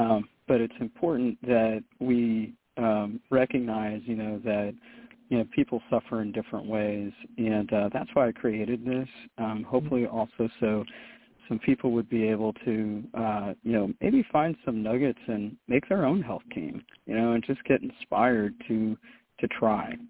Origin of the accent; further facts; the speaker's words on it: Jacksonville, Florida, United States; moved away as an adult; also born or lived in Maryland / Charlotte, North Carolina; now in Los Angeles, United States; I was born in Maryland, and uh, and then we moved south to uh, Jacksonville, Florida, uh, you know in the early '80s and '86 um, and that's really where I grew up.